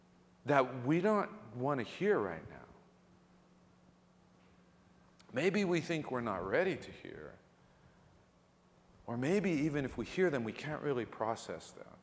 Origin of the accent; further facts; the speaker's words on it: Ewa Beach, Hawaii, United States; moved away; growing up in Hawaii, and especially growing up in Ewa Beach, not new Ewa Beach, but real Ewa Beach